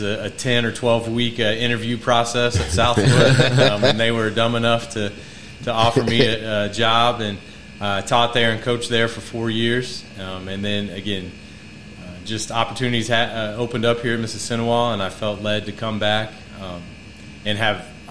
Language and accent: English; Gas City, Indiana, United States; born and raised in Gas City